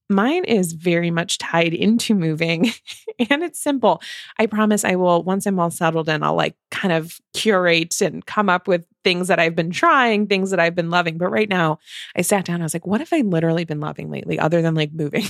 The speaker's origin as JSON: {"language": "English", "region": "Illinois", "country": "United States", "said": "We're from Illinois"}